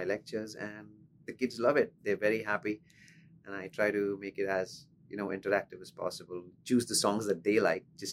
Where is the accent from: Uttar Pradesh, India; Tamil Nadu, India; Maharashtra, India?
Maharashtra, India; Pune; So I'm from Pune. It's a city in the state of Maharashtra in India.